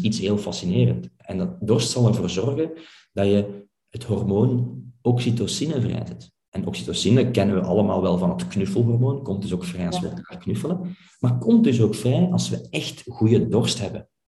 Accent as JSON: {"language": "Dutch", "region": "Flanders", "country": "Belgium", "said": "wij als Vlaming"}